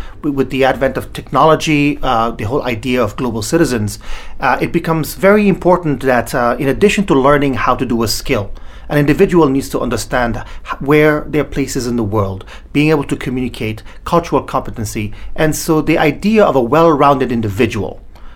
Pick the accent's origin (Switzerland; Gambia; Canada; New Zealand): Gambia; also born or lived in Sierra Leone / England; now in United States; I was actually born in a small country called Sierra Leone in West Africa. I grew up in a small country called the Gambia